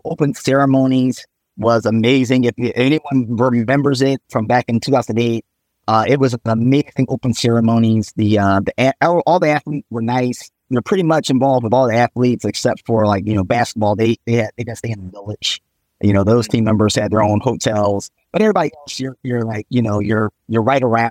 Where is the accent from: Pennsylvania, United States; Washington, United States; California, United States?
Pennsylvania, United States; Philadelphia; also born or lived in Baton Rouge; I'm born and raised in Philadelphia